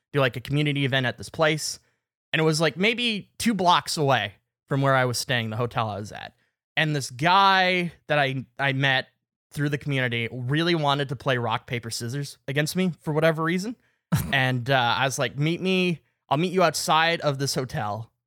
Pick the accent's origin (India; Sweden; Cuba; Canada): Canada; I was from Canada